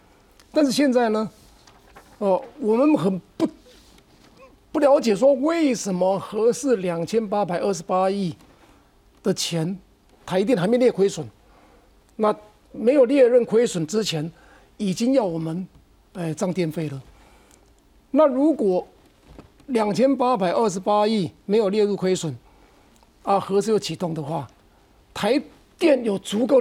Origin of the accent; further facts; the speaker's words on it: Keelung, Taiwan; 我们从小在基隆